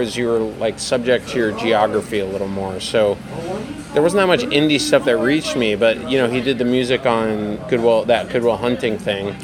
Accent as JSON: {"language": "English", "region": "New Hampshire", "country": "United States", "tie": "born or raised there", "also_born_or_lived": "Boston", "moved": "yes", "lives_now": "Austin, United States", "said": "I grew up in New Hampshire where it's kind of provincial"}